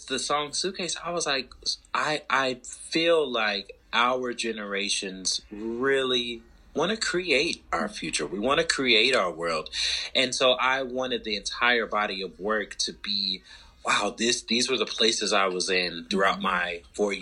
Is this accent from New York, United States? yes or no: no; Charlotte, North Carolina, United States; moved away as an adult; also born or lived in Atlanta; my hometown, Charlotte, to undergrad in Atlanta.